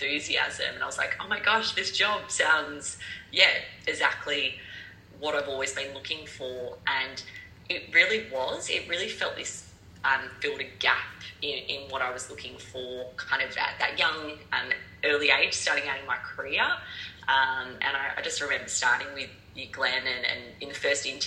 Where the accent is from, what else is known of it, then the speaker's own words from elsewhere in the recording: Melbourne, Victoria, Australia; moved away as an adult; also born or lived in United Kingdom; I am originally from Melbourne, Australia